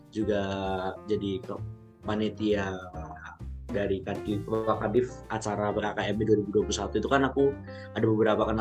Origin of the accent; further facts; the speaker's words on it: Pacitan, East Java, Indonesia; mungkin kalau asal aku aku dari Pacitan tapi domisili aku di Pacitan sama Surabaya